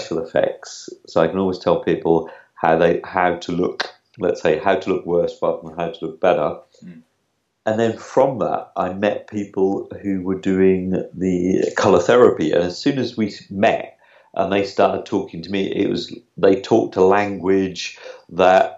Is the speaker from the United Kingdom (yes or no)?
yes; Norwich, East of England, United Kingdom; accent: UK; moved away; also born or lived in Lisbon; I'm originally from Norwich, though, but at the moment I'm in Lisbon